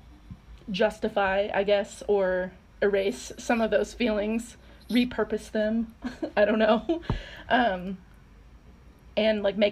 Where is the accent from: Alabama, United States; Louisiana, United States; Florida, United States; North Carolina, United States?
North Carolina, United States; I'm from North Carolina, which is an important fact to know, just that I'm, like, I grew up in the South